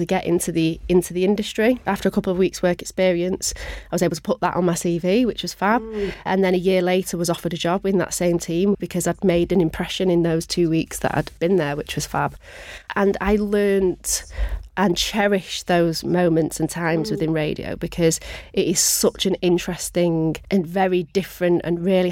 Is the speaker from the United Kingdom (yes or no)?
yes; Manchester, North West England, United Kingdom; I am born and bred Mancunian